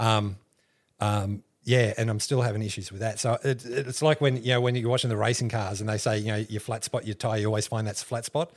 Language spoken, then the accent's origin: English; Canberra, Australian Capital Territory, Australia; moved away as an adult; also born or lived in Griffith, New South Wales / Chicago / London; now in Rockhampton, Australia; We were only there for a couple of years, like maybe three years, and we moved to Canberra.